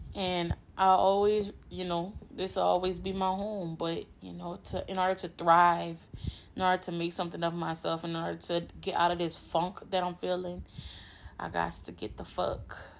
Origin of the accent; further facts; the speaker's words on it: Louisiana, United States; I'm from Louisiana, born and raised, been living here my whole life